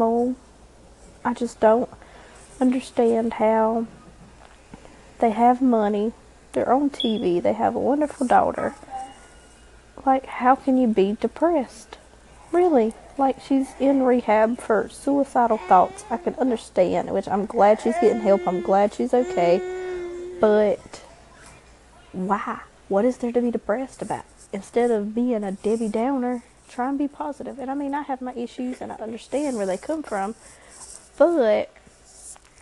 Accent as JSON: {"language": "English", "area": "Robeson County", "region": "North Carolina", "country": "United States", "said": "We're from Robeson County in North Carolina, one of the poorest counties in North Carolina"}